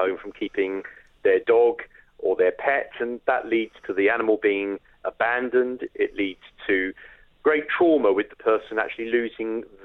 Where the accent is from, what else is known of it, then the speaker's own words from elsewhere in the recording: United Kingdom; we are British